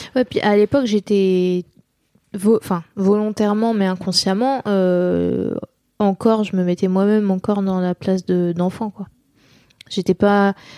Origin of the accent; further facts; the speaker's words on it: Nantes, Pays de la Loire, France; j'ai grandi à, à Nantes et, à, côté de Nantes